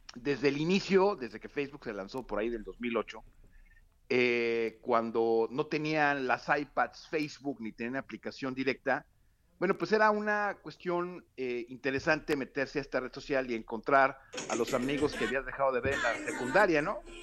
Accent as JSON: {"language": "Spanish", "country": "Mexico", "moved": "yes", "lives_now": "United States"}